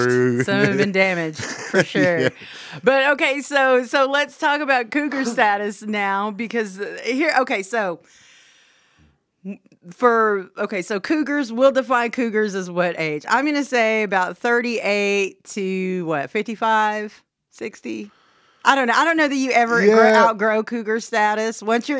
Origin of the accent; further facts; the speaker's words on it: Oklahoma, United States; I grew up in Southwest Oklahoma. Of course, I have this accent.